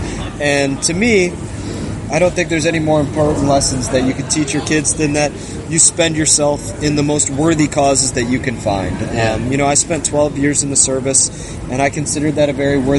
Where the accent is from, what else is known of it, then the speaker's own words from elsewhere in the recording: Fort Lauderdale, Florida, United States; also born or lived in Grand Rapids, Michigan; I was raised in Grand Rapids, Michigan, but I call South Florida, I call Fort Lauderdale area home. This is an area that I spent my whole life in. I pretty much grew up around the Fort Lauderdale area